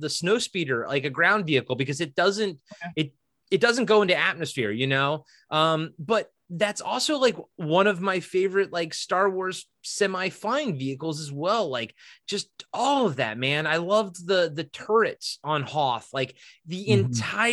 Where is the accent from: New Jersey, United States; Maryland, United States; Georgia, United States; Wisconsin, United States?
Maryland, United States; now in Oregon, United States; I grew up in Maryland